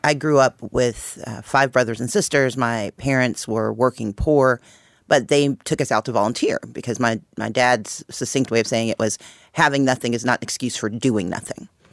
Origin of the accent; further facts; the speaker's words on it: Mississippi, United States; moved away; also born or lived in Wisconsin / Georgia / Texas / Connecticut; I grew up in Mississippi. I came of age in Georgia.